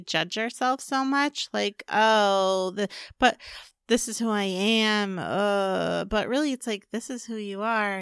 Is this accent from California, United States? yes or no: yes; California, United States; I grew up in California